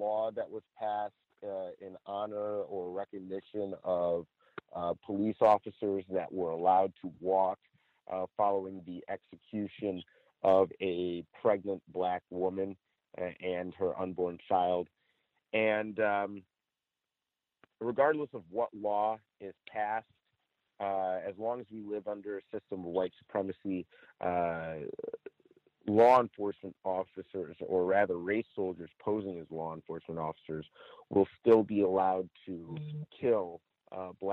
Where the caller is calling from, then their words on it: Chino, California, United States; I'm calling from Chino, California.